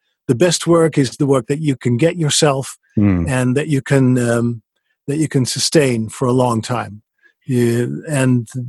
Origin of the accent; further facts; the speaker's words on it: Netherlands; English is a second language; moved away as an adult; But basically the story was that I came from the Netherlands after a career in radio, and I really missed a microphone.